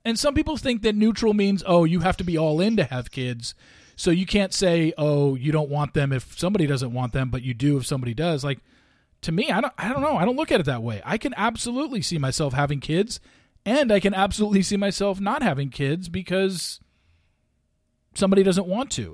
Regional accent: Orange County, California, United States; I grew up in Orange County

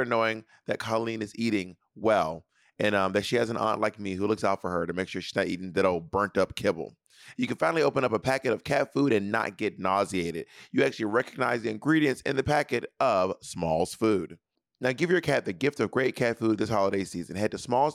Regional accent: the South, United States; I am from the South

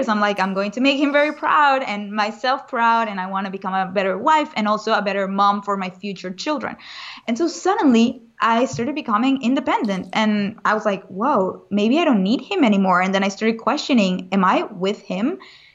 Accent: Venezuela; moved away; I was raised in Venezuela, which is also a very dangerous country. So I grew up with a lot of protection around me in a bubble

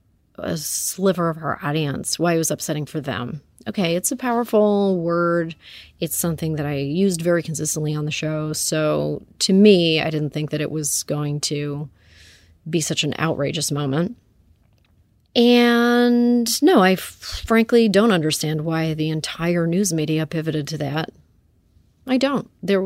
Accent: Canada; I come from Canada. We don't care about the C word there.

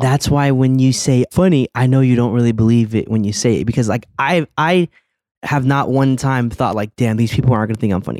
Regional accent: Arizona, United States; moved away; I'm in my home state, like, I'm Arizona, born and raised.

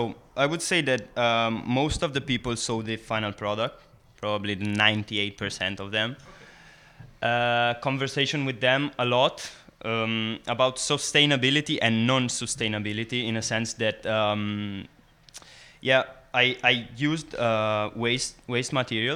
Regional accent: Italy; English is a second language; now in San Sebastian, Spain; I'm …. I'm from Italy originally, but I'm coming from San Sebastian in Basque Country.

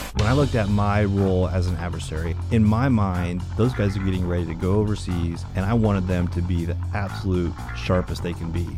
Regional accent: a suburb of Seattle, Washington, United States; moved away; I grew up in a suburb of Seattle, Washington

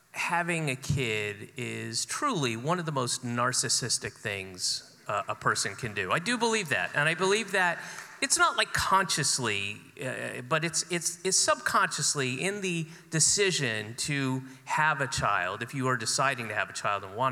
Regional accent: Georgia, United States; where we are from in the South, I grew up in Georgia, just down the road a piece.

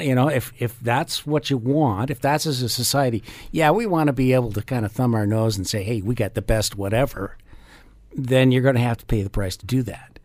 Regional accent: Canada

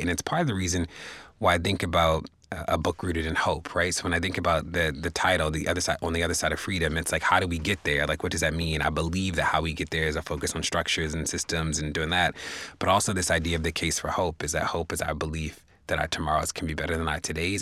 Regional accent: Baltimore, Maryland, United States; I'm from Baltimore, live in Baltimore

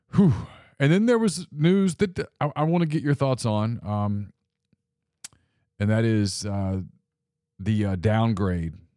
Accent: Ruston, Louisiana, United States; I grew up in Ruston, Louisiana, and our life was pretty simple

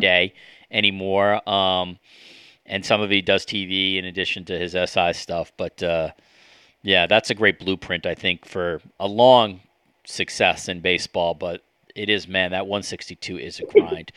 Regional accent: New York, United States; growing up in New York

